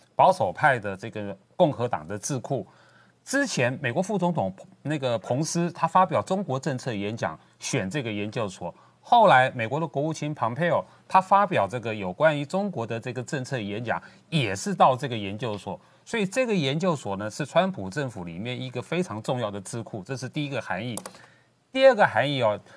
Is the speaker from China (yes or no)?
no; Taiwan; 我们台湾人民